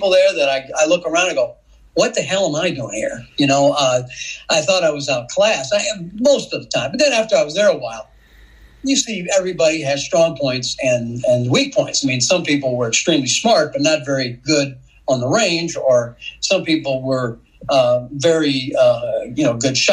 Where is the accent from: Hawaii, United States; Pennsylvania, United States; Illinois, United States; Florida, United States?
Illinois, United States; Rock Island; I grew up in Rock Island, Illinois